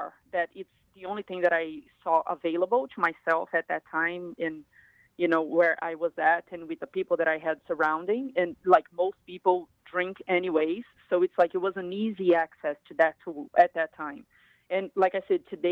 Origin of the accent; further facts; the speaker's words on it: Brazil; moved away as an adult; now in United States; I grew up in Brazil, in a big state in Brazil, but in a poor area.